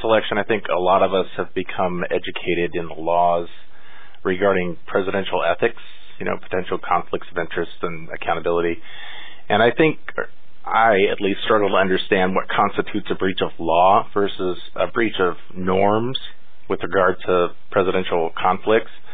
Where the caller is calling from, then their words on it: Redding, California, United States; I'm calling from Redding, California.